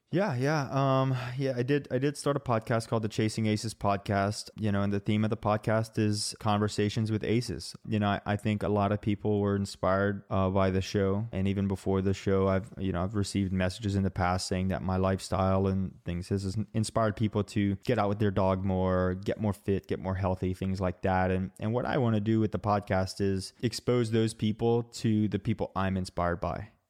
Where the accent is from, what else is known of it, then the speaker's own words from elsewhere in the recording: Utah, United States; I'm from Utah and I like the snow